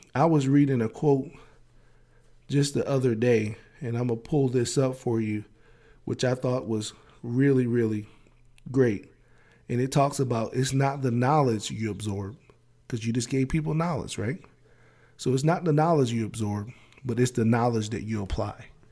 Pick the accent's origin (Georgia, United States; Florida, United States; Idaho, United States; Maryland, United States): Maryland, United States; accent: Maryland; my Maryland accent